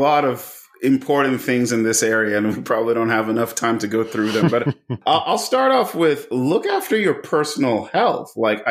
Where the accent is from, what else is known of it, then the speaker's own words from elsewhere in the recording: Nigeria; I come from one. I'm of Nigerian heritage. {S0} Yeah. {S1} Come from a country with high power distance. Kids are supposed to be seen and not heard